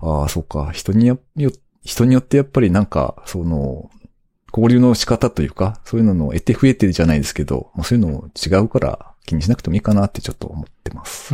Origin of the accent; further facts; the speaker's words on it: Aichi, Japan; moved away as an adult; もともとずっと生まれ育ったのが、あの、名古屋って言ってますけど、あの、名古屋の隣ぐらいにあるあの、ベッドタウン的な場所の